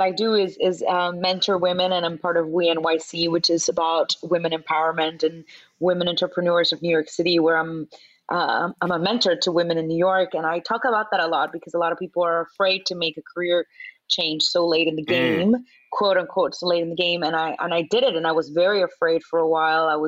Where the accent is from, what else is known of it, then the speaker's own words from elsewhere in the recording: Venezuela; moved away; also born or lived in Miami; I was born in Miami, but raised in Venezuela, and now my mother lives in Mexico